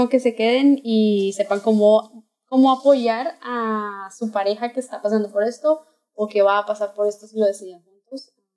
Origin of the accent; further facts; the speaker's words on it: Bogotá, Colombia; accent: Colombian; moved away as an adult; now in Mexico; Soy de Bogotá, Colombia. Eh, vivo aquí en México desde el año pasado